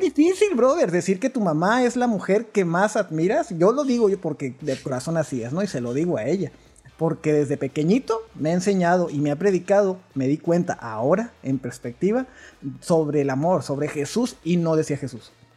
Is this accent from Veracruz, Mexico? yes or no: no; Delicias, Chihuahua, Mexico; soy de Las Puentes, mío, que es una ranchería muy, muy pequeña, pero tenemos cerquitas, lo más cerquitas es Delicias, Chihuahua